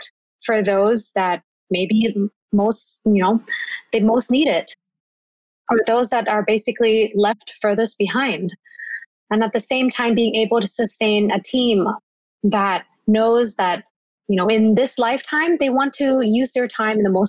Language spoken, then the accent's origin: English; Bangkok, Thailand; I'm originally from Bangkok